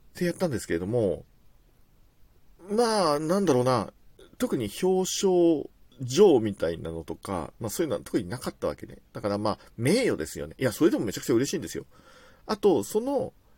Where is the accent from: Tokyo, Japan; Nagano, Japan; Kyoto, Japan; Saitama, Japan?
Tokyo, Japan; 僕自体は東京在住というか東京生まれ東京育ちなんですけれども